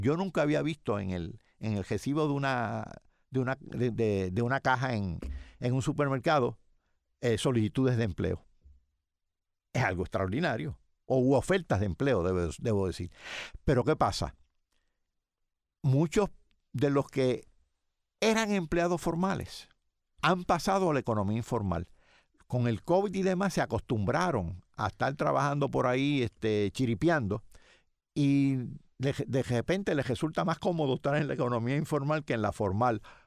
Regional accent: Yauco, Puerto Rico; yo soy de Yauco y recuerdo, mis tíos eran agricultores

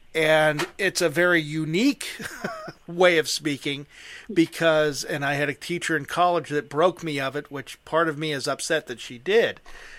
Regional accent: Midwestern United States, United States; accent: Pittsburghese; now in Western Pennsylvania, United States; I am from the Midwestern part of the United States. In my opinion, I don't have an accent. But I know there's one there, but yet I can't pinpoint it.

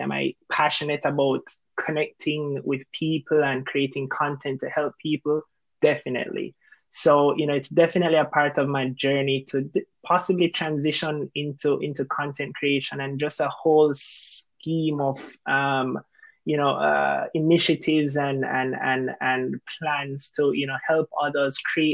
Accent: Kingston, Jamaica; moved away as an adult; also born or lived in Cayman Islands; now in Canada; originally from Kingston, Jamaica. I moved from Kingston to Cayman, lived there for a few years, and then eventually transitioned to Canada.

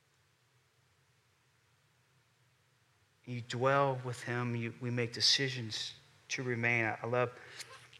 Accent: Houston, Texas, United States; I'm from Houston

